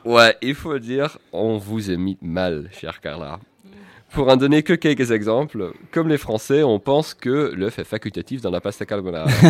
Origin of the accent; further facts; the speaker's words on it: Netherlands; Nous, aux Pays-Bas